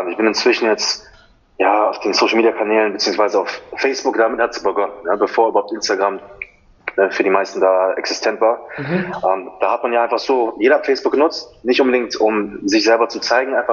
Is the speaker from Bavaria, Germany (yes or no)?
no; Cologne, North Rhine-Westphalia, Germany; wohne hier in wunderschönen Köln. Ja, gebürtig komme ich aus den Philippinen, bin aber hier geboren, Abitur gemacht und so weiter